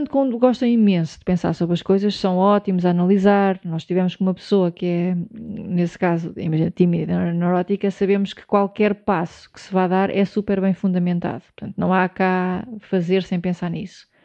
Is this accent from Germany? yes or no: no; Portugal; eu sou português, tenho um podcast